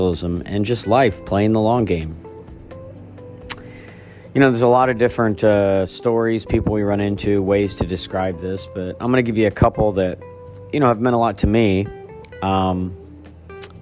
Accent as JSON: {"language": "English", "town": "Archbold", "region": "Ohio", "country": "United States", "tie": "born or raised there", "said": "we grew up in Archbold, Ohio, thus Midwest"}